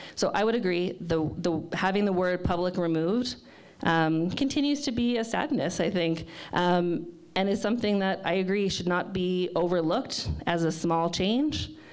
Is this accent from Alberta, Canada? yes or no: yes; Fort McMurray, Alberta, Canada; moved away as an adult; now in Lethbridge, Canada; I'm from Fort McMurray originally